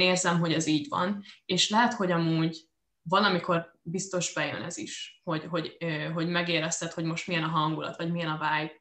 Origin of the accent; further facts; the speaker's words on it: Győr, Győr-Moson-Sopron, Hungary; moved away; itthon vagyok a Győrben, a, a szülővárosomban